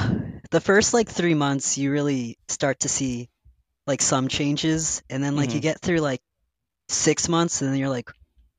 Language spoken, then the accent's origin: English; Massachusetts, United States; I'm from Massachusetts. I've been here my whole life